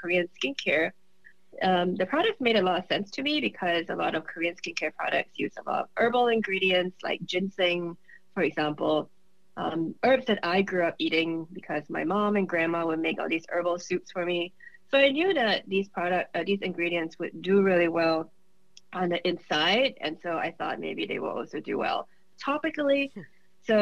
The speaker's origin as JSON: {"language": "English", "country": "Singapore", "also_born_or_lived": "Michigan, United States", "moved": "as an adult", "lives_now": "United States", "said": "I'm originally from Singapore. I came to the U.S. when I was 21 to do my Ph.D."}